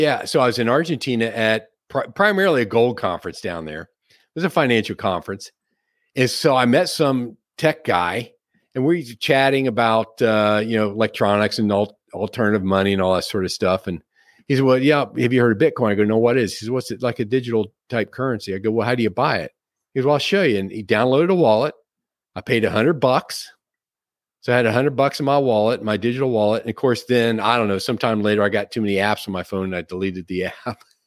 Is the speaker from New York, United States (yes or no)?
no; Cincinnati, Ohio, United States; now in Sarasota, United States; I grew up in the Cincinnati area